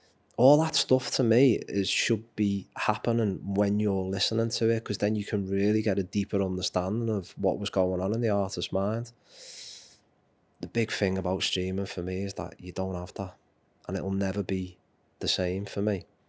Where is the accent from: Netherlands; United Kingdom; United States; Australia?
United Kingdom; Liverpool, North West England; I'm a Liverpoolian, I'm a Scouser, and this town will, or city will always mean the world to me.